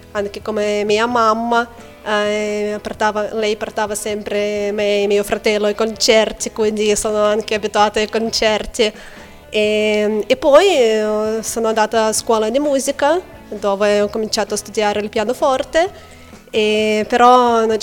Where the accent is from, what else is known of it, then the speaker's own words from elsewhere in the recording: Lithuania; Italian is a second language; moved away; also born or lived in Manchester; io origini russe, ma sono nata e cresciuta in Lituania.